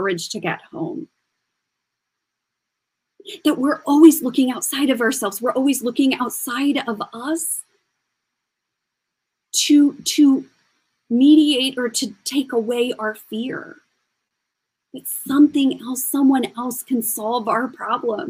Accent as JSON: {"language": "English", "region": "Kansas", "country": "United States", "also_born_or_lived": "New York / Paris", "moved": "yes", "said": "I'm from Kansas and when I moved to New York"}